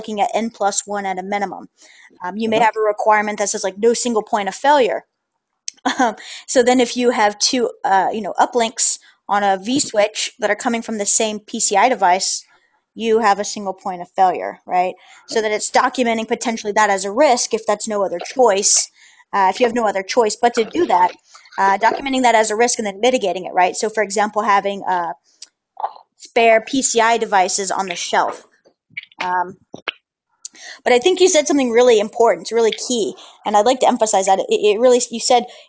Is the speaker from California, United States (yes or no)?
no; New Orleans, Louisiana, United States; I'm from the New Orleans area